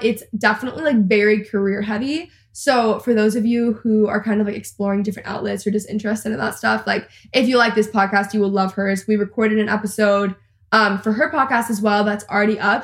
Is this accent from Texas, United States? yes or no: yes; Texas, United States; I'm also a Texan and I live in Texas